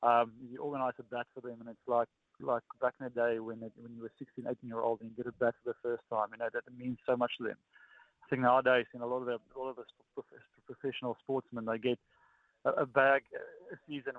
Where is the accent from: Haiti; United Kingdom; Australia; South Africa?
South Africa; As a South African, when you're born and when you grow up, your dad, when you go to your first scan, he'll ask